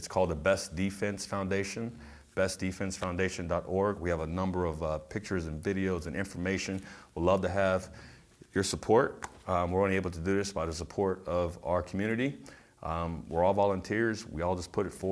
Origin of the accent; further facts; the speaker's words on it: San Diego, California, United States; growing up in San Diego